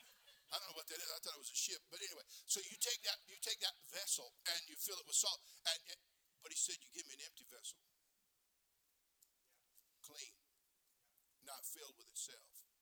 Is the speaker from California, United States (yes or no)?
yes; California, United States; I'm from California